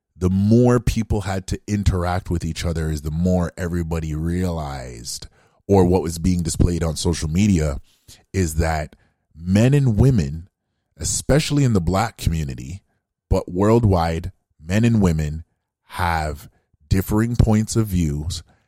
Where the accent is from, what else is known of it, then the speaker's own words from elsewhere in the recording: Canada; being African Canadian myself